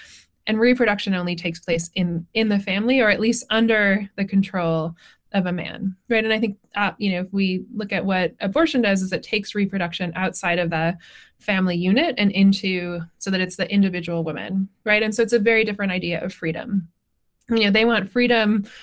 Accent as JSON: {"language": "English", "region": "Northwest", "country": "United States", "said": "I'm from the Northwest."}